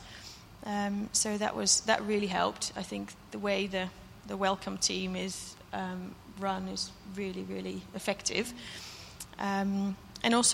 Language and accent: English; Netherlands; now in United Kingdom; the church I grew up in Holland.